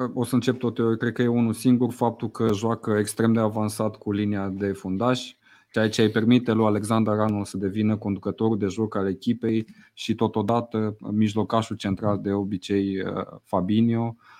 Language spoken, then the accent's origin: Romanian; Romania